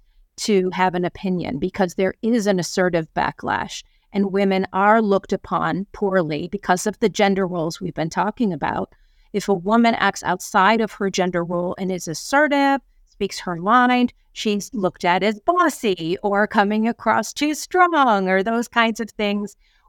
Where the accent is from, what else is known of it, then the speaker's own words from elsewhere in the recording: New York, United States; I come from New York.